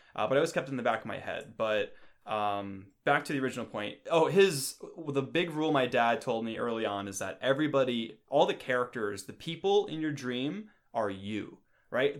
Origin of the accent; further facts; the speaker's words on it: New York, United States; moved away; I come from New York and the East Coast